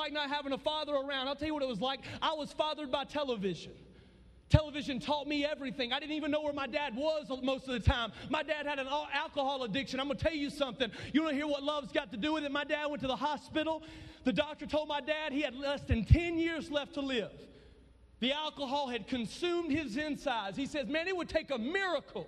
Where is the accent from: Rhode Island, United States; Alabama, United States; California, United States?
Alabama, United States; I come from way down south to be with y'all here in Colorado. I come from Sweet Home.